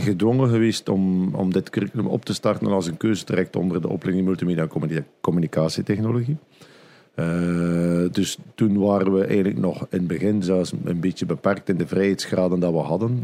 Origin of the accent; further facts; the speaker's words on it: Flanders, Belgium; bij ons in Vlaanderen